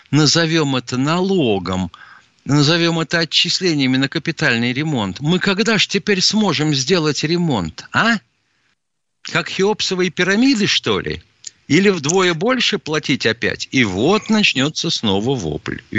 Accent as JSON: {"language": "Russian", "town": "Lüshun", "region": "Liaoning", "country": "China", "tie": "born there", "said": "Я родился в Порт-Артуре."}